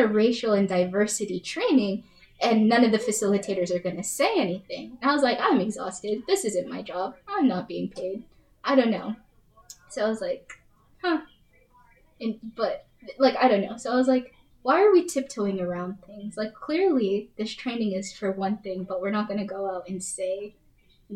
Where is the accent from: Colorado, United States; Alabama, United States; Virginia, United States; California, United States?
Colorado, United States; moved away; I'm from Colorado